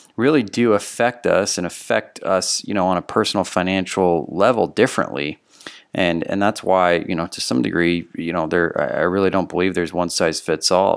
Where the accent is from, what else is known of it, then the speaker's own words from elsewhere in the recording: Texas, United States; my home state Texas